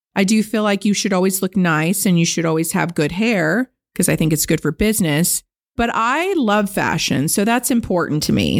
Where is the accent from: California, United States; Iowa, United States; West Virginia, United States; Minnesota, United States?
California, United States; Benicia; I grew up dirt poor on Bayview Circle in Benicia, California, in government housing in the ghetto